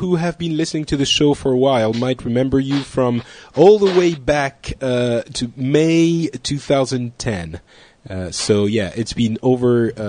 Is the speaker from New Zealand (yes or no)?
no; South Africa; No, I'm from South Africa.